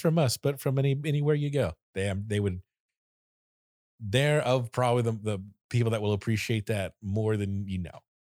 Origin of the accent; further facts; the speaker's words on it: Florida, United States; I am from Florida